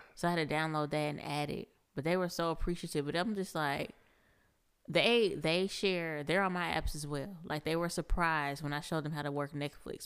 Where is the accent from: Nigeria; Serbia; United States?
United States; Seattle, Washington; now in Huntsville, United States; I'm from Seattle